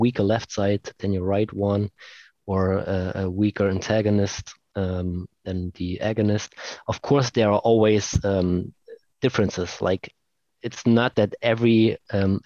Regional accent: Leipzig, Saxony, Germany; here in Leipzig, in my hometown

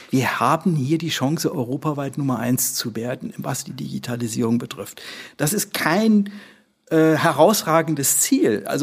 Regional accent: Schleswig-Holstein, Germany; können wir hier äh, als Schleswig-Holsteiner mit Hamburg und wir bestimmen in Hamburg, was läuft in der Infrastruktur.

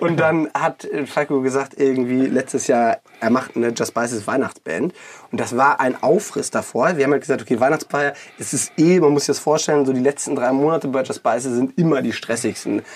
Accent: Hanover, Lower Saxony, Germany; also born or lived in Cologne; now in Düsseldorf, Germany; bin 33, komme gebürtig aus Hannover, also aus dem Norden und lebe jetzt seit eineinhalb Jahren in Düsseldorf, habe davor fünf Jahre in Köln gewohnt.

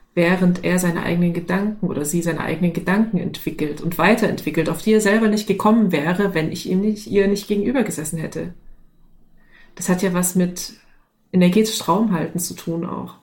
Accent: the East, East Germany, Germany; ich komme aus dem Sozialismus, ne? ich bin im Osten groß geworden

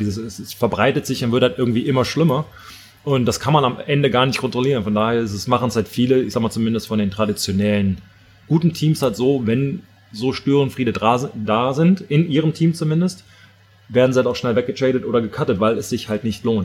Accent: Germany; als Deutscher

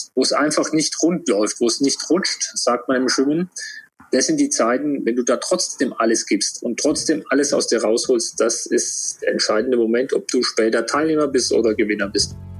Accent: Würzburg, Bavaria, Germany; bin in Würzburg geboren

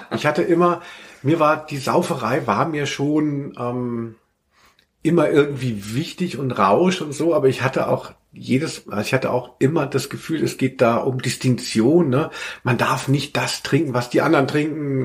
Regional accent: Hanau, Hesse, Germany; in Hanau, äh, wo ich aufgewachsen bin

